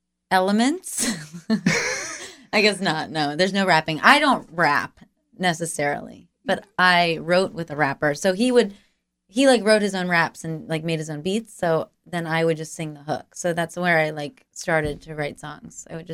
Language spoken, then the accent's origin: English; Maryland, United States; I'm from Maryland